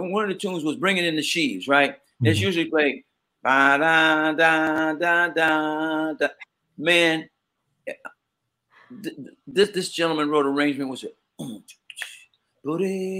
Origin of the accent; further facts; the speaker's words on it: New York City, New York, United States; Growing up in Queens